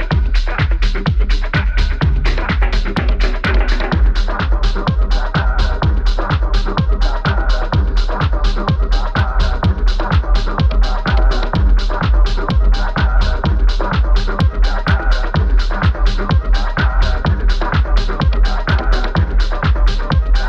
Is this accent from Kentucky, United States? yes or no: no; New York City, New York, United States; musician in my hometown, Jamaica, Queens, New York